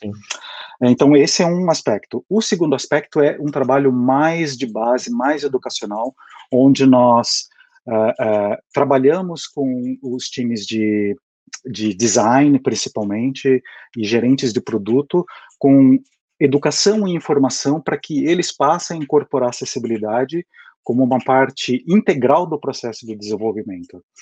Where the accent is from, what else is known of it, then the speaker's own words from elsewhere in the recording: Brazil; moved away as an adult; now in United States; eu, como vocês podem perceber pelo pelo meu sotaque, eu sou brasileiro, mas eu moro aqui nos Estados Unidos há mais ou menos oito anos e meio.